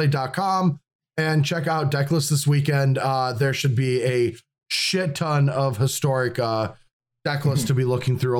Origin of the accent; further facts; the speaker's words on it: Midwest, United States; I'm from the Midwest